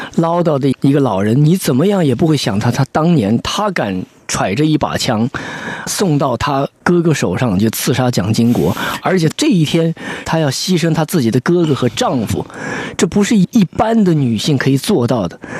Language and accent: Chinese; Nanchang, Jiangxi, China; moved away as an adult; also born or lived in Taipei, Taiwan; 我的家乡南昌